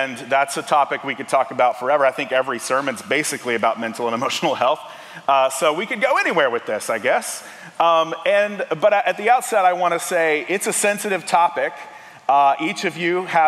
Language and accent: English; Tennessee, United States; now in Kentucky, United States; I'm originally from Tennessee